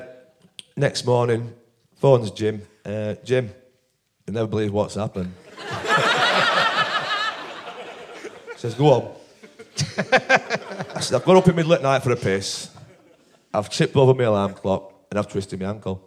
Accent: Barnsley, Yorkshire and the Humber, United Kingdom; I'm from Barnsley here

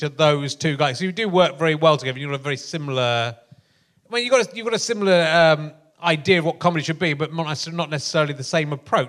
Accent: Pocklington, Yorkshire and the Humber, United Kingdom; now in Hertfordshire, United Kingdom; I'm from Pocklington

